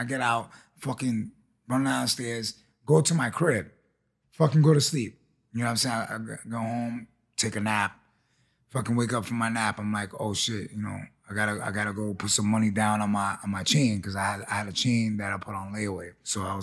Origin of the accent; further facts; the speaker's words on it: New York City, New York, United States; growing up in Chelsea